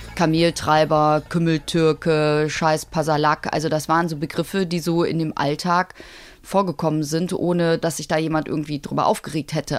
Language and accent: German; Cologne, North Rhine-Westphalia, Germany; ich bin 1974 in Köln geboren worden